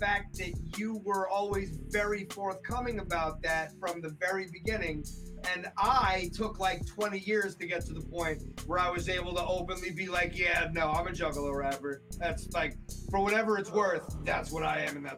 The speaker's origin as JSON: {"language": "English", "country": "United States", "moved": "yes", "lives_now": "Massachusetts, United States", "said": "I came from New Jersey, New York area"}